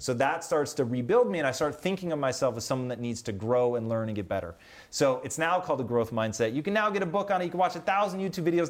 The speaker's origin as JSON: {"language": "English", "town": "Tacoma", "region": "Washington", "country": "United States", "tie": "born or raised there", "moved": "as an adult", "said": "growing up in Tacoma."}